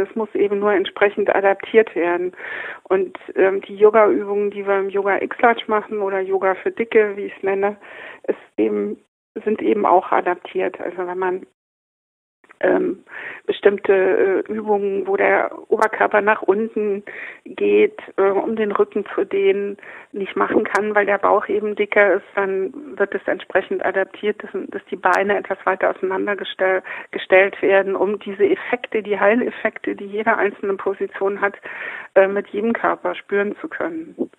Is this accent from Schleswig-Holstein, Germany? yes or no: no; Kassel, Hesse, Germany; moved away; also born or lived in Munich; Ich habe 30 Jahre in München gelebt, komme aber aus Kassel, bin in Kassel geboren